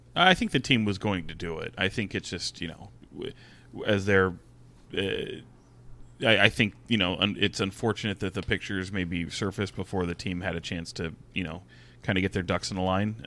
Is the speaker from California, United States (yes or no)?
yes; Sacramento, California, United States; I grew up in Sacramento, I grew up a Kings fan